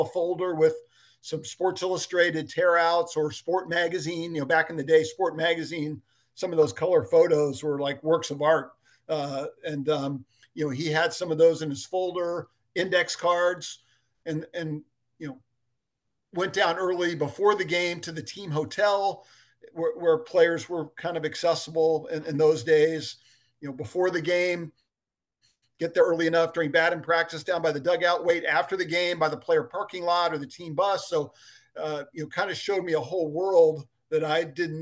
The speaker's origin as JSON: {"language": "English", "town": "Dayton", "region": "Ohio", "country": "United States", "tie": "born or raised there", "said": "I grew up in Dayton, Ohio"}